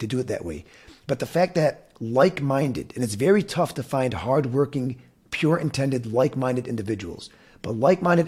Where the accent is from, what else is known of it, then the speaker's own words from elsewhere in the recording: Dearborn, Michigan, United States; Born and raised in Dearborn